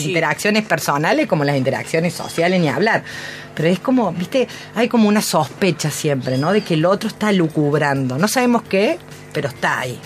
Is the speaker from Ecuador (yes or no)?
no; Córdoba, Argentina; Como buena cordobesa